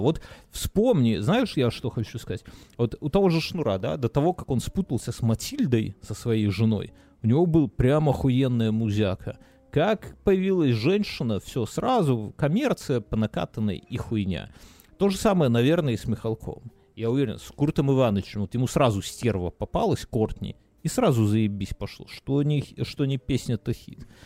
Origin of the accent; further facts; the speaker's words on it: Belarus; moved away; я, как человек, который выехавший из Беларуси